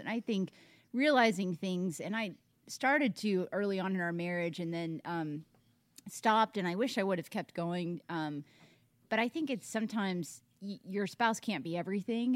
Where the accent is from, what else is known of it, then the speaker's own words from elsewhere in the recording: Tennessee, United States; moved away as an adult; now in Arizona, United States; born and raised in Tennessee, East Coast, moved out to Arizona, so I'm uprooted.